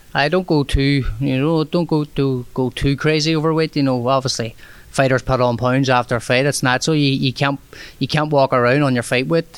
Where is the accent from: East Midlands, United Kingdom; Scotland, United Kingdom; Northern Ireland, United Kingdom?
Northern Ireland, United Kingdom; Derry; moved away as an adult; now in St. Petersburg, United States; a lot more population is a lot bigger here than it would be in my hometown, Derry